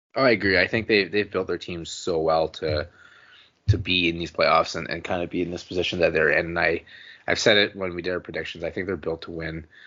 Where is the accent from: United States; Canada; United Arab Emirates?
Canada; as a Canadian fan